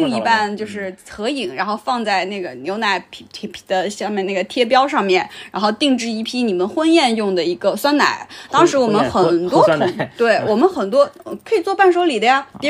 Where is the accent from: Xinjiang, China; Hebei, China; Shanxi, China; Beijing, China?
Shanxi, China; moved away; also born or lived in Wuxi; 比如说我小时候在山西